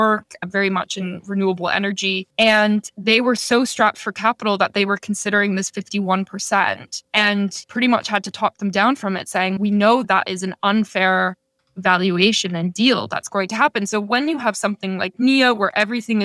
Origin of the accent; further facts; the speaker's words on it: Toronto, Ontario, Canada; moved away as an adult; also born or lived in Rwanda; I grew up in the suburbs of Toronto